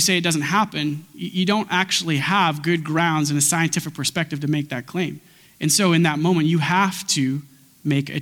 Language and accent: English; Grande Prairie, Alberta, Canada; I was born at 8 p.m. in Alberta time in Grand Prairie, Alberta